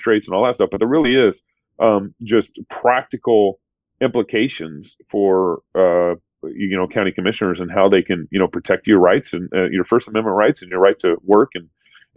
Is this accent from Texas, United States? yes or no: yes; Texas, United States; moved away as an adult; also born or lived in Eugene, Oregon; now in Moscow, Idaho, United States; I grew up in Texas when everybody's a Christian